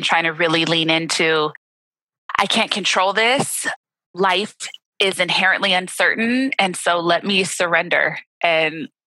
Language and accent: English; Los Angeles, California, United States; growing up in Los Angeles was really a blessing in my life